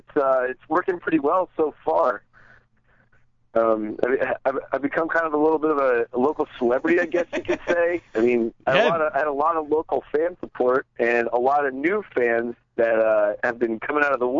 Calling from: Bethlehem, Pennsylvania, United States; from Bethlehem, Pennsylvania.

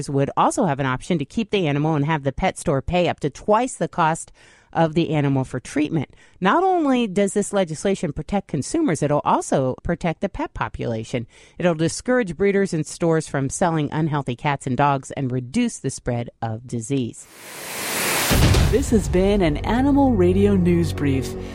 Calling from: California, United States; From California.

